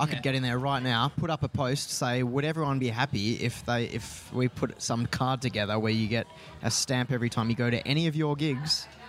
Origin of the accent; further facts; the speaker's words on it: Perth, Western Australia, Australia; we're from Perth